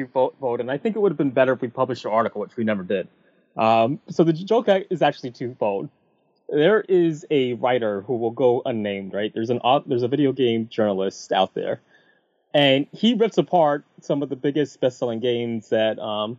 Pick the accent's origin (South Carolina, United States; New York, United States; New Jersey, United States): New York, United States; Harlem; As a kid from Harlem, I feel that. I'm like, well, I'm from Harlem.